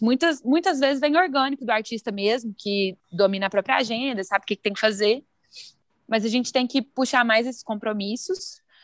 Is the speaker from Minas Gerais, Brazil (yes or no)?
yes; Araguari, Minas Gerais, Brazil; now in Belo Horizonte, Brazil; sou de Araguari, de lá que conheço o Lucas